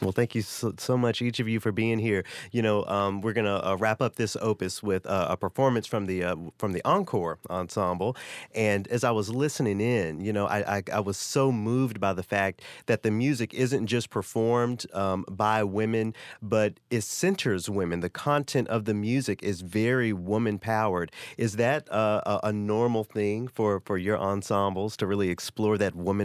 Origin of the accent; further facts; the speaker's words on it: the South, United States; I come from the South where preachers drive Cadillacs